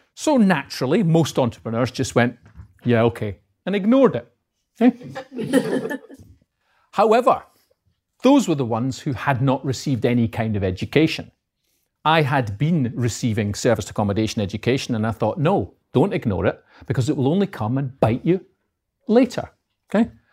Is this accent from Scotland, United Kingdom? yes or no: yes; Edinburgh, Scotland, United Kingdom; accent: north of the border; moved away as an adult; now in Peterborough, United Kingdom; I'm from Edinburgh. As you can probably tell, but my accent is uh, north of the border. So I'm from Edinburgh